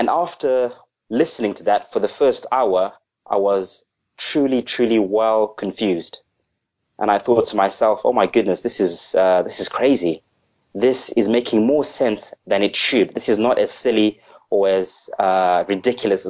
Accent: Zimbabwe; now in Southampton, United Kingdom; I'm actually originally from Africa. I'm originally a Zimbabwean

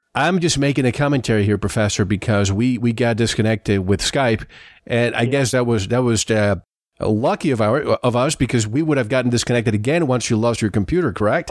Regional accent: Santiago, Santiago Metropolitan Region, Chile; I'm from Santiago

